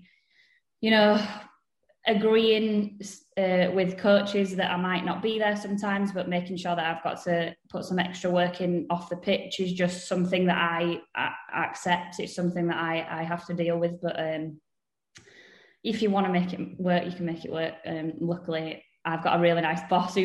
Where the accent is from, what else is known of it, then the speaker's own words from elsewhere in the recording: Leeds, Yorkshire and the Humber, United Kingdom; I'm from Leeds, born and bred